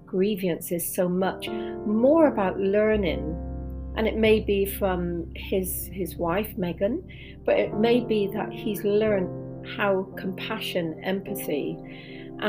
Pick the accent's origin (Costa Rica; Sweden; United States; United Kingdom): United Kingdom; England; coming from England